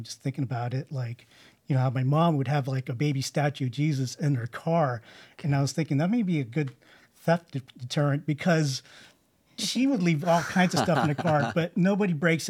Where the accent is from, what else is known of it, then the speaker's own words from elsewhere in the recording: Sunnyvale, California, United States; No, I grew up in California.